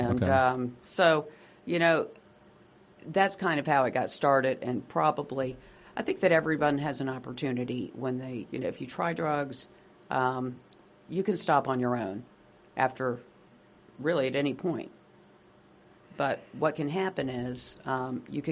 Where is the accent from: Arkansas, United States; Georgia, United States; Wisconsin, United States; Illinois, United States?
Georgia, United States; Atlanta; I loved growing up in Atlanta.